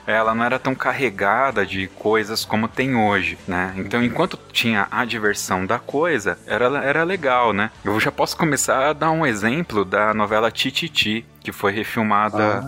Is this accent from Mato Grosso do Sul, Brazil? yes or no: no; Ribeirão Pires, São Paulo, Brazil; eu sou aqui de São Paulo, Ribeirão Pires, cidade linda, estância climática hidromineral